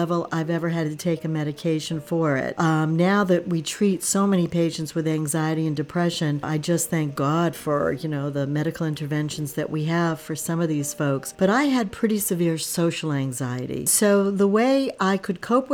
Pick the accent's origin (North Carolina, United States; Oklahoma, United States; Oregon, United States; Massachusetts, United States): Massachusetts, United States; also born or lived in California; I grew up in Massachusetts